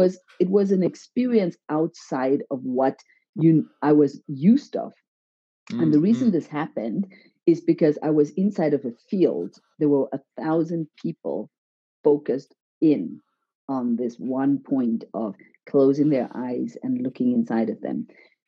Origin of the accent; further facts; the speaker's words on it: Zimbabwe; now in Switzerland; And yes, I'm from Zimbabwe. And yeah, how did I get from Zimbabwe to Switzerland?